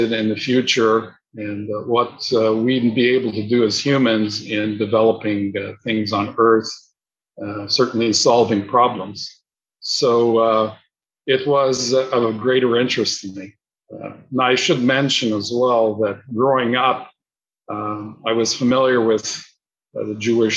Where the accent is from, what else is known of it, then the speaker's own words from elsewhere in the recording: Montreal, Quebec, Canada; I was born in Montreal in 1947